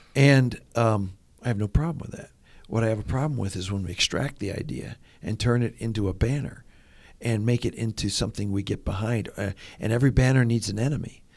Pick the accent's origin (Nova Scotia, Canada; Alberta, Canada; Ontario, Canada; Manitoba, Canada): Ontario, Canada; moved away; I grew up in Ontario.